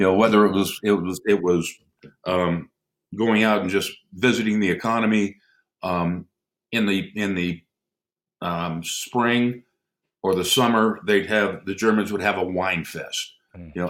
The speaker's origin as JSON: {"language": "English", "region": "Pennsylvania", "country": "United States", "tie": "born or raised there", "moved": "yes", "said": "I was raised in Pennsylvania"}